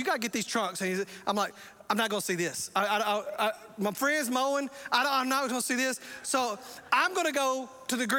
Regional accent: the South, United States; I'm from the South.

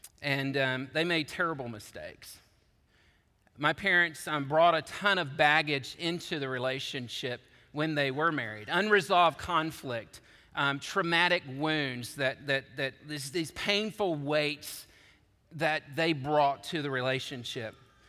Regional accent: Georgia, United States; also born or lived in Chattanooga, Tennessee; I was born to seminary students in Chattanooga, Tennessee. I grew up in Georgia as the son of a bivocational pastor.

